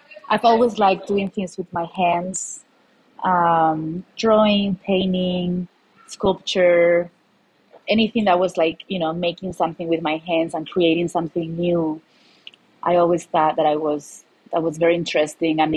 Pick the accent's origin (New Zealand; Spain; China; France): Spain; Malaga, Andalusia; moved away as an adult; now in Denver, United States; I'm from Malaga, Spain. So Malaga, if you don't know it, it's a city in the south of Spain